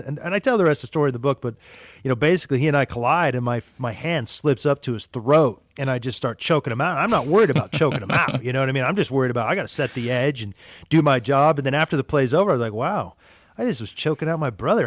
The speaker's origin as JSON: {"language": "English", "region": "Wyoming", "country": "United States", "tie": "born or raised there", "moved": "yes", "said": "when I grew up in Wyoming"}